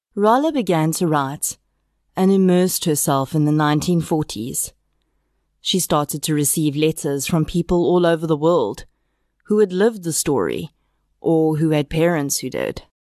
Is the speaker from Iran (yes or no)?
no; South Africa